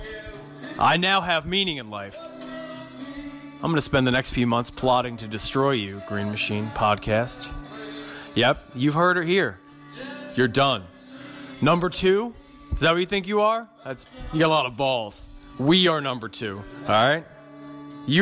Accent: Canberra, Australian Capital Territory, Australia; as a born and raised Canberra boy, you know, as you can tell by my accent

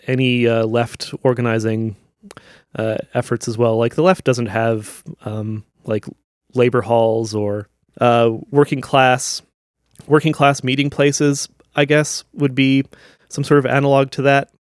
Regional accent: Niverville, Manitoba, Canada; Where I grew up in Niverville, there's, like, I think there was, like, eight churches when I was growing up there.

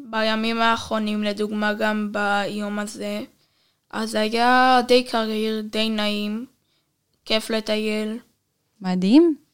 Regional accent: Mitzpe Ramon, Southern District, Israel; אה, לא, נולדתי במרכז, משם עברתי למצפה רמון

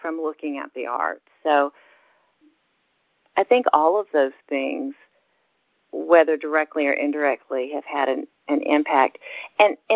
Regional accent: Dardanelle, Arkansas, United States; also born or lived in Birmingham, Alabama / Russellville, Arkansas; I grew up in the River Valley area in Arkansas. I was born in Birmingham, Alabama, but when I was three, my parents moved to a little town in Arkansas called Dardanelle

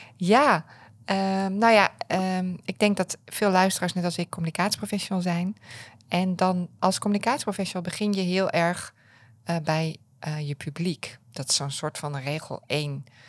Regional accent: Apeldoorn, Gelderland, Netherlands; ik kom uit Apeldoorn.

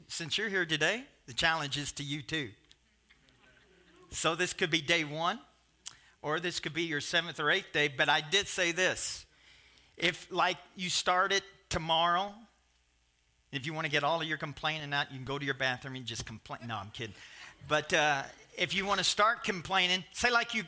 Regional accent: Kentucky, United States; I'm from Kentucky

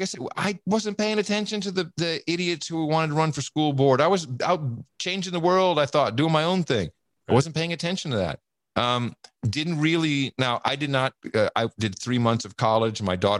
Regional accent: United States; I grew up in America. We don't talk about religion and politics because I want to hang out with you.

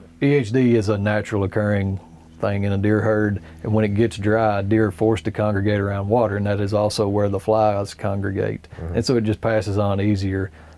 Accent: Tennessee, United States; now in Kentucky, United States; I grew up in Tennessee where you could harvest three.

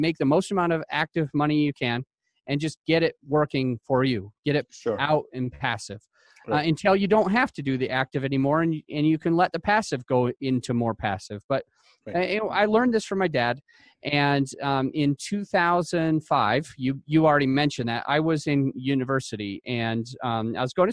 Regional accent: Utah, United States; I am from Utah.

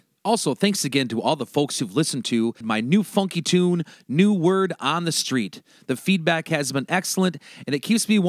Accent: Turtle Lake, Wisconsin, United States; moved away; I go home to my hometown of Turtle Lake, Wisconsin

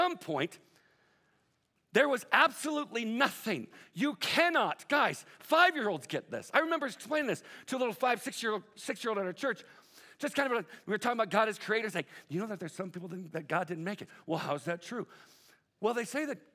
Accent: Southern California, United States; I'm from Southern Cal.

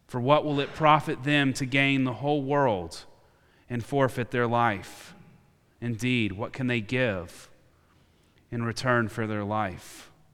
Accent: United States; my identity as an American in this country I call home.

